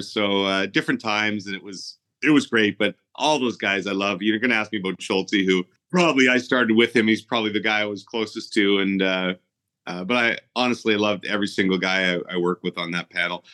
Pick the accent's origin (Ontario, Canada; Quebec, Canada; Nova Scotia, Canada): Ontario, Canada; Ottawa; moved away as an adult; I was born in Ottawa actually, and we were back in Ottawa by the time I was eight.